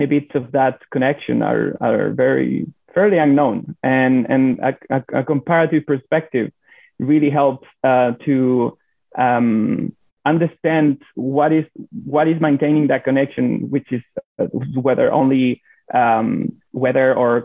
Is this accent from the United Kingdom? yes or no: no; Chile; also born or lived in Alaska / San Diego; I'm from Chile